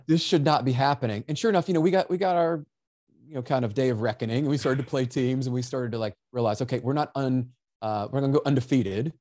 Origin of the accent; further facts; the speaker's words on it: Memphis, Tennessee, United States; I was born in Memphis